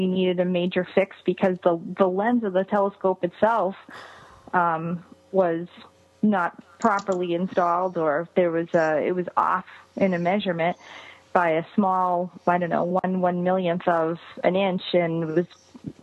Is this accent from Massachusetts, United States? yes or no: yes; Massachusetts, United States; I'm from Massachusetts